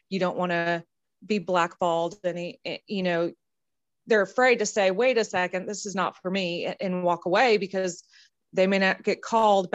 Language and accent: English; California, United States; growing up in California in a small horse ranch in a very small town.